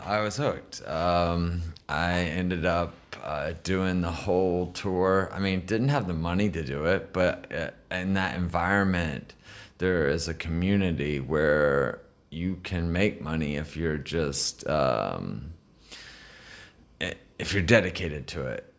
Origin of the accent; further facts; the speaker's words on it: United States; I'm the American